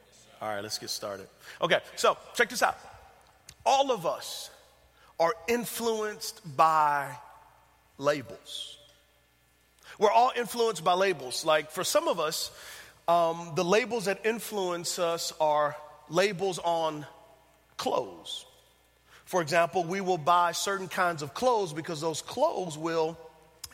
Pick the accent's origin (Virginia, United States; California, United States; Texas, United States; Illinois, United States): Texas, United States; San Antonio; moved away; I'm from San Antonio, Texas, so it feels good to be back home